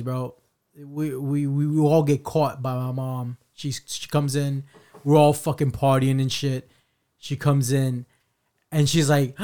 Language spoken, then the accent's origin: English; United States; us being Mexican American